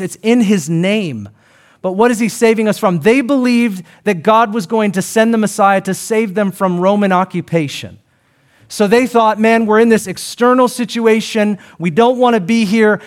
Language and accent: English; Seattle, Washington, United States; I'm from Seattle